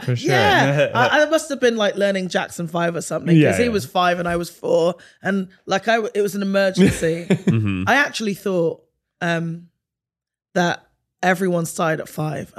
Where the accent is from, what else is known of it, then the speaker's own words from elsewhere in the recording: England, United Kingdom; And I grew up like in a village, and then I went to a city that was diverse, but hella segregated.